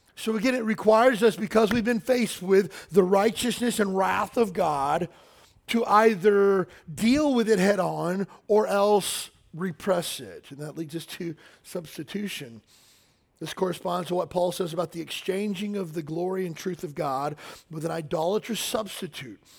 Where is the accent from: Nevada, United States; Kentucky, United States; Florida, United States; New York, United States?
Kentucky, United States; I grew up in Kentucky